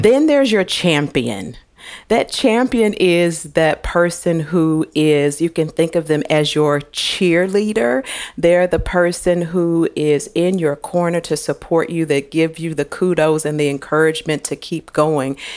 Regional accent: St. Louis, Missouri, United States; I was born in Saint Louis, Missouri

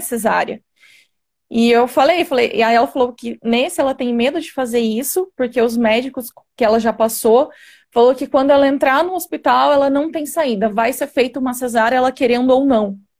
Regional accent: Jundiaí, São Paulo, Brazil; sou de Jundiaí, São Paulo

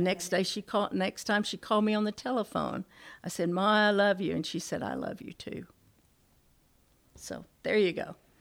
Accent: the South, United States; We're from the South

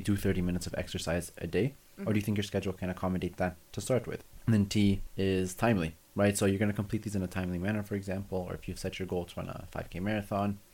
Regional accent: Canada; I'm Canadian

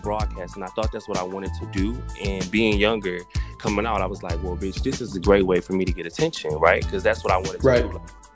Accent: Detroit, Michigan, United States; growing up in Detroit

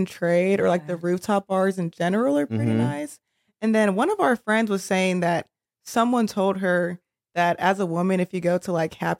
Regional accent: Dayton, Ohio, United States; moved away as an adult; now in Charlotte, United States; I'm from Dayton, Ohio. Mm-hmm. So like, it's pretty small.

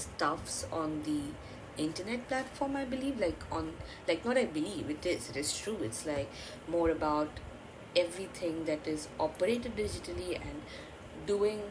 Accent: Bengal, India; accent: Indian; English is a second language; I'm an Indian and I actually know three languages: Hindi, Bengali and English, because I'm also a Bengali.

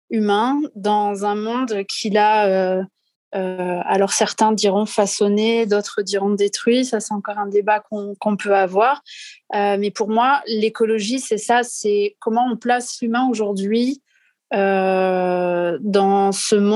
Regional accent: south-west France, France; j'ai 36 ans. Euh, je suis originaire du sud-ouest de la France.

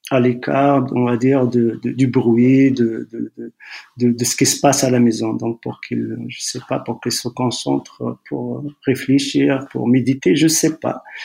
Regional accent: Tetouan, Tanger-Tetouan-Al Hoceima, Morocco; also born or lived in Bni Hassan; Je suis né à quelques kilomètres de Tétouan entre, entre ici, Tétouan et, et Chefchaouen. Un petit village s'appelle euh, Bni Hassan. Donc, euh, mon père travaillait là-bas. Je suis né là-bas. J'ai passé, j'avais, je crois, deux, trois ans quand on, on est revenu à, s'installer à, à Téton.

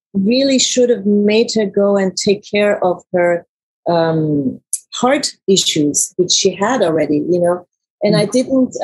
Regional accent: Iran; also born or lived in Germany; now in United States; I was born in Germany, raised in Iran

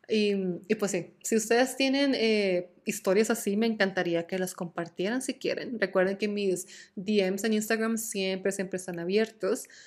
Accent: Costa Rica; moved away; yo salí de Costa Rica el, como el 20 y algo de septiembre del 2018. Entonces ya oficialmente han pasado más de cuatro años desde que toqué suelo tico.

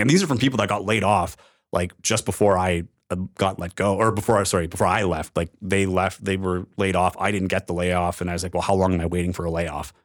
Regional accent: Timmins, Ontario, Canada; moved away as an adult; also born or lived in North Bay / Regina / Edmonton / Winnipeg; in Timmins, which was my hometown

